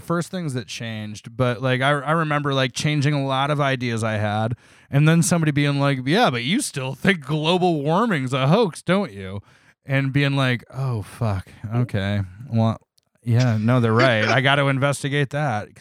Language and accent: English; Toledo, Ohio, United States; also born or lived in Columbus, Ohio; I grew up in Toledo, Ohio.